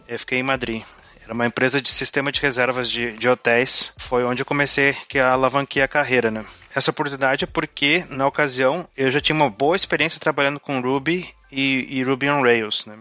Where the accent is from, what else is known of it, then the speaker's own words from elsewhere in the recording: Rio Grande do Sul, Brazil; moved away as an adult; also born or lived in Porto Alegre; now in Hong Kong; comecei estudando ciência da computação na, na URGS, aqui no Rio Grande do Sul